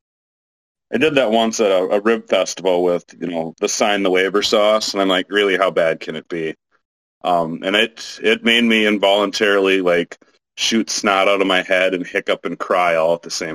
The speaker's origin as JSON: {"language": "English", "town": "Fergus Falls", "region": "Minnesota", "country": "United States", "tie": "born or raised there", "moved": "yes", "lives_now": "Hopkins, United States", "said": "went back to Fergus, my hometown, Fergus Falls"}